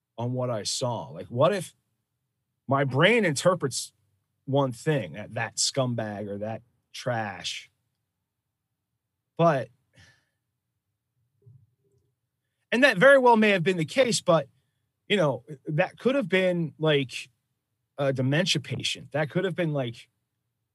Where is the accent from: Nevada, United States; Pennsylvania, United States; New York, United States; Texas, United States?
Pennsylvania, United States; Philadelphia; I come from Philadelphia